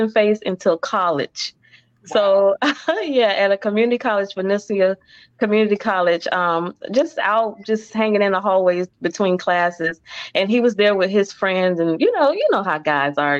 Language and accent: English; Orlando, Florida, United States; moved away as an adult; also born or lived in Warner Robins, Georgia; born and raised in Orlando. So we were here for like 2 years. And then we moved to Georgia, Warner Robins